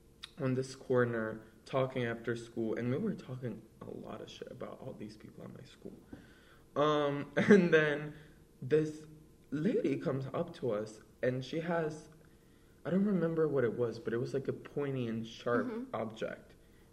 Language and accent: English; Brazil; yeah, it's like my first Halloween. I'm from Brazil. So I got some extra candy.